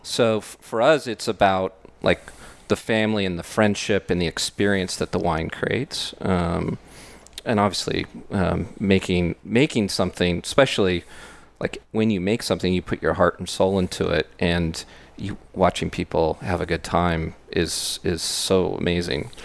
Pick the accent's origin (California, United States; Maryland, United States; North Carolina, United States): California, United States; Bay Area; moved away as an adult; we grew up in the Bay Area